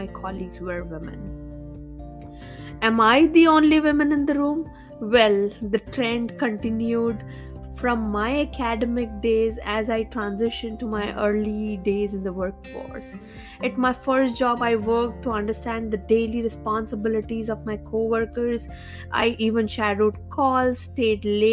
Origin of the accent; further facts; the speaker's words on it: India; I grew up in India in a small town without much access to technology.